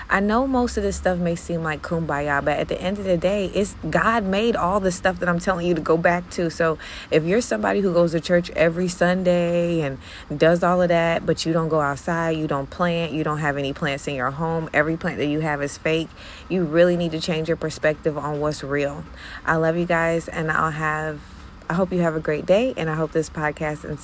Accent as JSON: {"language": "English", "country": "Jamaica", "said": "okay, so I'm Jamaican, so I can do what I want to."}